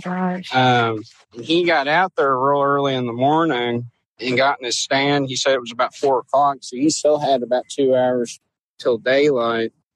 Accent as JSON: {"language": "English", "town": "Louisville", "region": "Kentucky", "country": "United States", "said": "I'm from Louisville"}